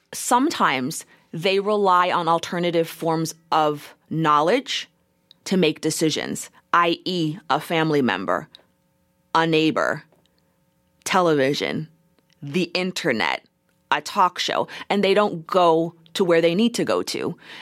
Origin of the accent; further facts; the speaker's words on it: United States; I, as a first generation American, literally live into worlds. I live in the world that I was born into as an American citizen